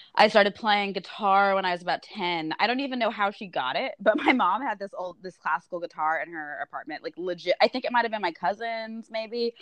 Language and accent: English; Austin, Texas, United States; I'm from Austin